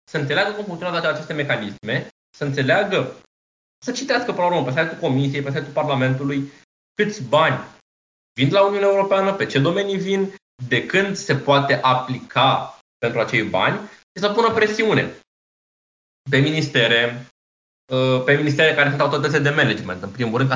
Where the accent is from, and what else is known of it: Romania